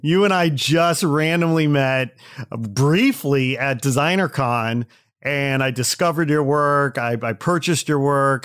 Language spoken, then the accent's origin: English; Midwest, United States; moved away; I'm from the Midwest originally